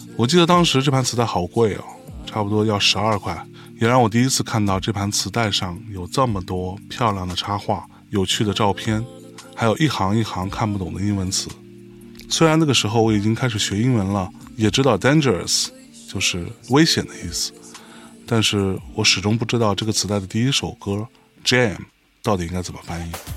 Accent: Lianyungang, Jiangsu, China; 我出生和成长在一个海滨城市， 一个小小的，叫做雷云港的地方

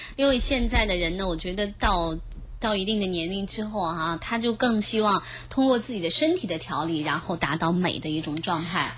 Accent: China; 我们中国人他更加地，就是中医的角度来讲，就是阴阳的一种平衡

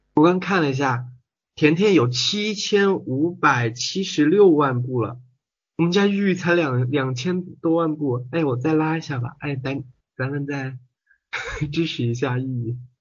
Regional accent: Hunan, China; 你这个口音怎么有点像我们湖南的咯

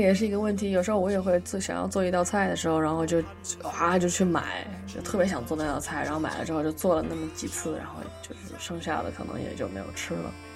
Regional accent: China; moved away; 我们中国人还是讲究过这个中国年

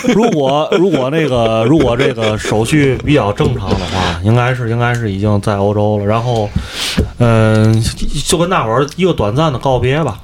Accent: Tianjin, China; moved away as an adult; also born or lived in Yunnan; now in Athens, Greece; 我在云南住了一年多之后，我回了天津，咱说心里话啊，我最不适应就是天津的气候。嗯。我在这儿作为一个天津人啊

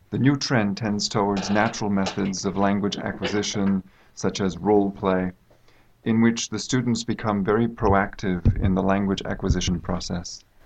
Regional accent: United States; now in China; I come from the United States

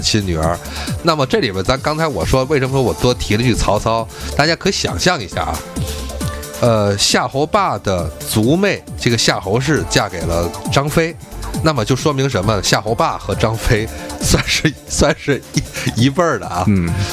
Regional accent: Tianjin, China; accent: Tianjin dialect; 按照我们天津话说

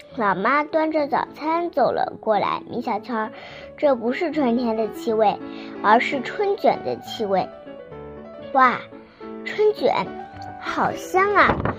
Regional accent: Binzhou, Shandong, China; 我来自山东省滨州市

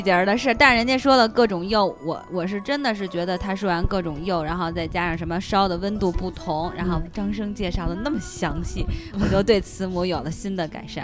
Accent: China; 有一种作为中国人的骄傲的那种感觉

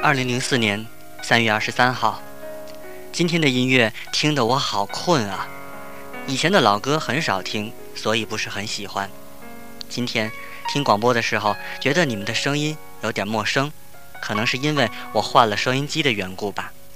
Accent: Tianjin, China; 我也是天津人

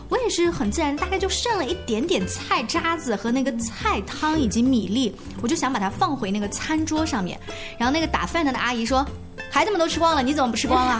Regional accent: China; 我们中国人确实平时吃饭的时候不太讲这一套

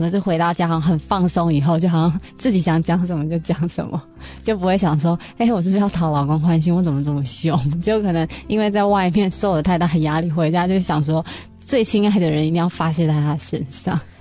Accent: Taiwan; 我们台湾人都会说三高的男生

